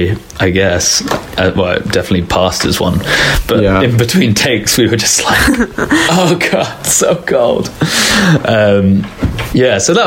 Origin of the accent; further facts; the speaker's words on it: England, United Kingdom; I'm English.